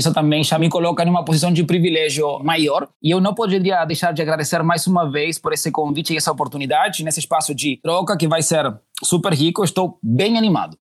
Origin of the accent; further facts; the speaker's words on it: Uruguay; Portuguese is a second language; moved away as an adult; also born or lived in Chile; now in Brazil; eu sou do Uruguai. Eu hoje já vou cumprir quatro anos no Brasil